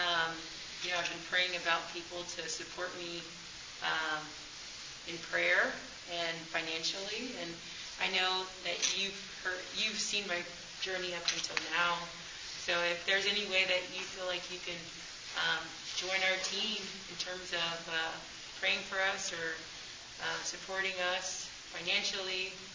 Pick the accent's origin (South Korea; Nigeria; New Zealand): Nigeria; Yeah, I'm Nigerian.